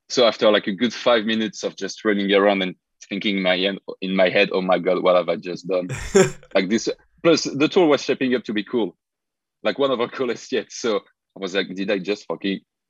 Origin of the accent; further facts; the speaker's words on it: France; also born or lived in Lyon, France; I'm from France. I live in Lyon, France.